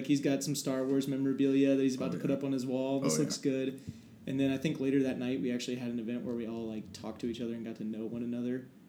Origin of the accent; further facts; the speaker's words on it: North Manchester, Indiana, United States; I am originally from North Manchester, Indiana, so way up north.